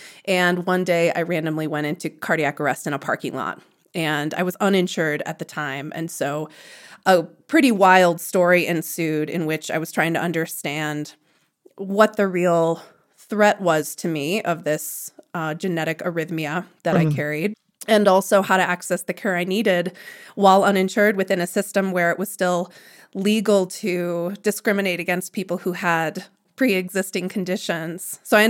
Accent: Arlington Heights, Illinois, United States; moved away as an adult; also born or lived in Jackson Hole, Wyoming; I grew up in a suburb outside Chicago called Arlington Heights, and I lived with my two parents and three sisters. And in most ways, it was a pretty normalized, upper middle class, white

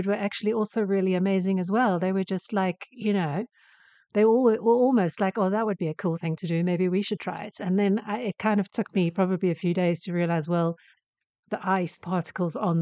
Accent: South Africa; moved away; I grew up in South Africa

